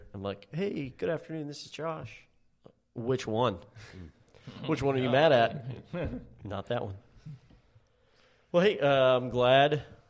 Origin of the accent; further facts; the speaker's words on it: Texas, United States; Yeah, I was born and bred in Texas, and I'm like, man, I love Texas all the way through and through